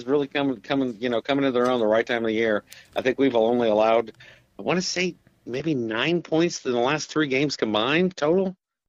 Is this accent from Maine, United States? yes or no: no; South Bend, Indiana, United States; also born or lived in Columbia, South Carolina; now in South Carolina, United States; ever since we moved down here from Indiana, that's why, obviously hometown is south in Indiana.